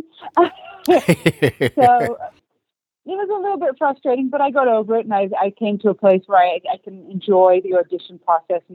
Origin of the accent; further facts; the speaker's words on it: Australia; first language English; moved away as an adult; also born or lived in Istanbul, Turkey / London, United Kingdom; now in Los Angeles, United States; I was born and raised in Australia, but I have Turkish family